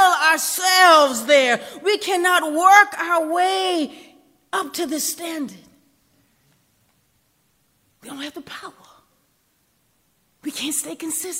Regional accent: United States; I grew up on Wheeler Hill and Washington Park

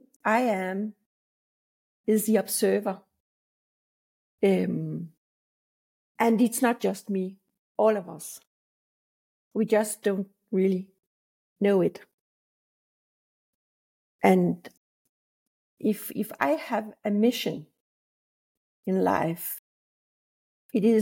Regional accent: Denmark; I'm from Denmark

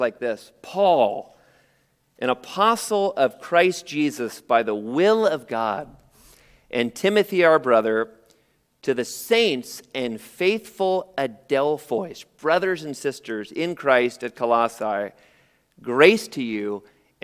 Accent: San Jose, California, United States; born or raised there

